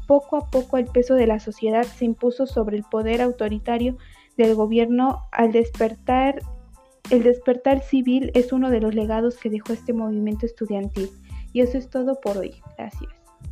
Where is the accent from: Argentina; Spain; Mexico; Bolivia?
Mexico; nosotros como mexicanos